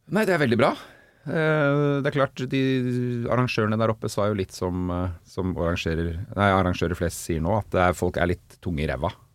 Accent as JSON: {"language": "Norwegian", "region": "Oslo", "country": "Norway", "said": "på Rustad eller Bogerud hvor jeg kommer fra"}